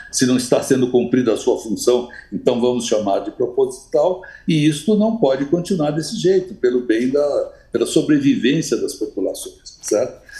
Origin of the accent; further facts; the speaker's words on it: Brazil; me identificavam como brasileiro